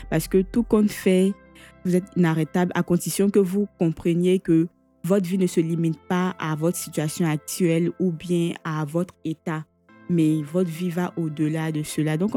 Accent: Bouaké, Vallée du Bandama, Côte d’Ivoire; Comme je le disais tantôt, je suis originaire de Boaki.

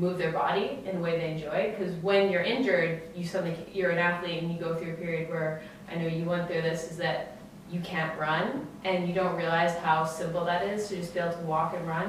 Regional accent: Edmonton, Alberta, Canada; I was from Edmonton. I had a great childhood.

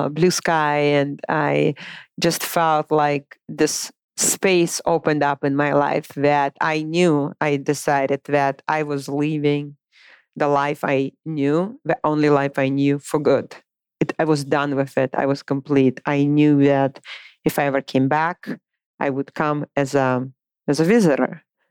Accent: Moscow, Russia; English is a second language; moved away as an adult; also born or lived in Boise, Idaho; now in United States; I was born and raised in Moscow, Russia

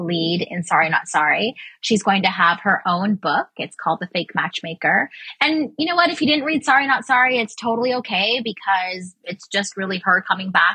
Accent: Canada; as a Canadian

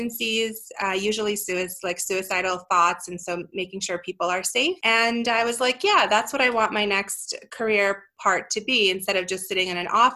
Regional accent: East Coast, United States; moved away as an adult; also born or lived in Europe / Brooklyn / New Jersey; now in Denver, United States; I grew up on the East Coast, but technically I was actually born in Europe, and I came over with my family when I was a child

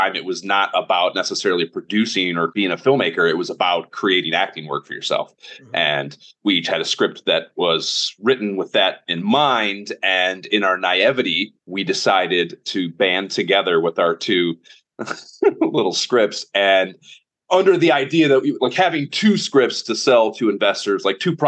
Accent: Oberlin, Ohio, United States; I am from Northern Ohio, a little town called Oberlin, like a half hour west of Cleveland

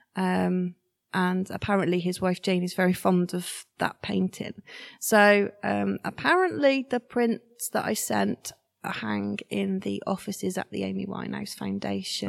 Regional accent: Shrewsbury, West Midlands, United Kingdom; I'm 95% Shrewsbury born and bred

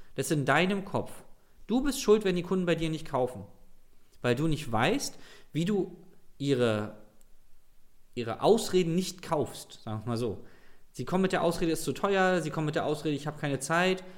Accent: Berlin, Germany; ich komme aus Berlin, ich rede halt so

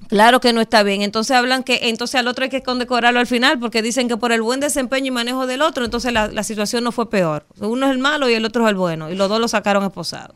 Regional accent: Dominican Republic; nosotros los dominicanos

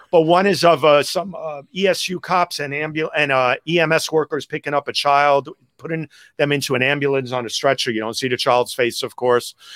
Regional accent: New York City, New York, United States; growing up in Greenwich Village

